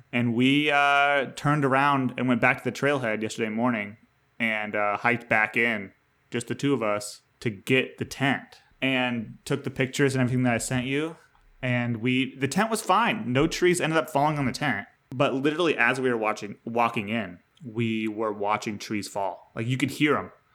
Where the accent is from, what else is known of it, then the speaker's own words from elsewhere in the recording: New York, United States; I'm a New Yorker in the state sense of it